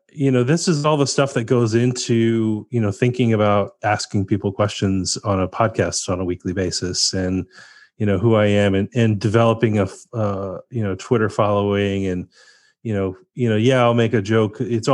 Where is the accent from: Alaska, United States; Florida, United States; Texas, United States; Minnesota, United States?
Texas, United States; also born or lived in Pennsylvania; My folks are from LA, and I grew up in Texas and Pennsylvania